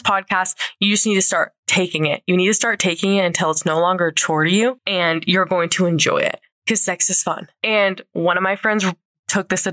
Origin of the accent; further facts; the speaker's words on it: St. George, Utah, United States; now in Salt Lake City, United States; my hometown in St. George